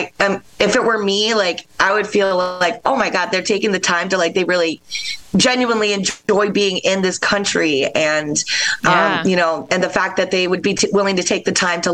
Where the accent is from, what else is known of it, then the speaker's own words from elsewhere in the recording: Rochester, New York, United States; moved away as an adult; also born or lived in Philadelphia; I grew up in Rochester, New York